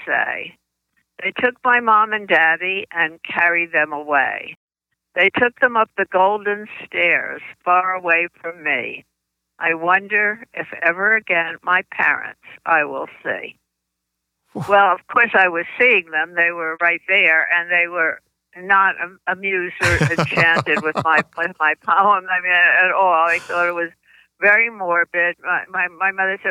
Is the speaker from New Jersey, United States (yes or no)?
yes; New Jersey, United States; accent: New Jersey; moved away as an adult; now in Washington, D.C., United States; I not only grew up in New Jersey, but though I've lived in Washington, D.C. for 60 years, I still have my New Jersey accent